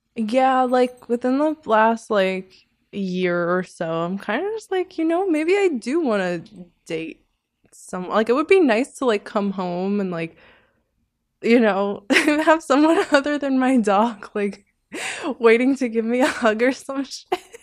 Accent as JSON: {"language": "English", "town": "New York City", "region": "New York", "country": "United States", "said": "that's where I'm from. I'm from Sheepshead."}